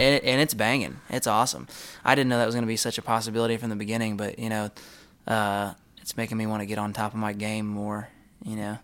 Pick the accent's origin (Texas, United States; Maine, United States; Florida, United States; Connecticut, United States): Texas, United States; we're from Texas